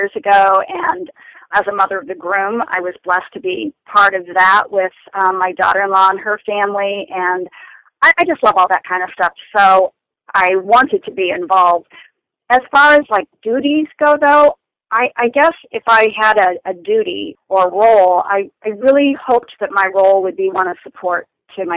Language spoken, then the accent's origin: English; Kansas City, United States; We're originally from Kansas City